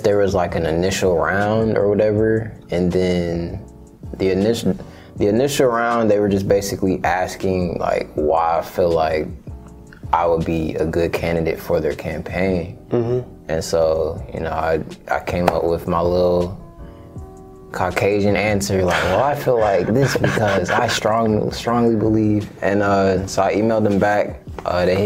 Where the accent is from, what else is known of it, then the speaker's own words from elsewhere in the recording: Austell, Georgia, United States; also born or lived in East Atlanta, Georgia / Grand Prairie, Texas; now in College Park, United States; I left from over there when I was 5.